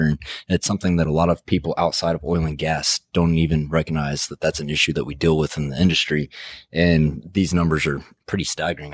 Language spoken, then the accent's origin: English; Midland, Texas, United States; Midland's actually my hometown